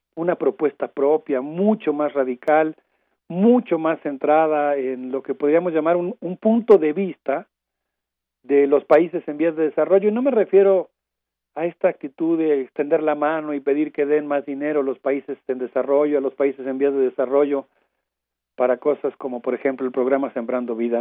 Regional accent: Mexico; como comunidad universitaria y como sociedad mexicana

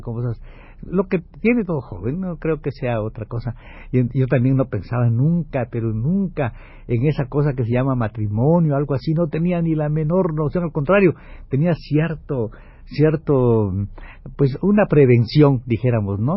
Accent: Ciudad del Carmen, Campeche, Mexico; moved away as an adult; llegamos a Ciudad del Carmen en la, la mañana, pasé un día encantador en el Carmen, viendo a mi familia

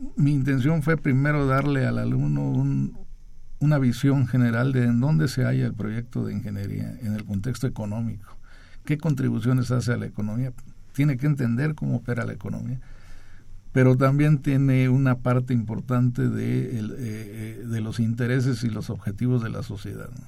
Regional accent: Chiapas, Mexico; Yo soy de Chiapas

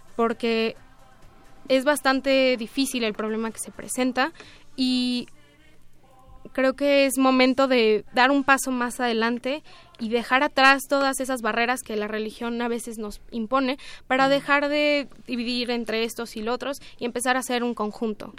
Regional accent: Mexico; somos igual ciudadanos de México

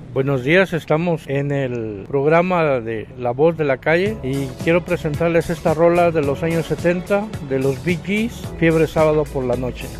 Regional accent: Nicaragua; now in Mexico; soy originario de Nicaragua, Centroamérica

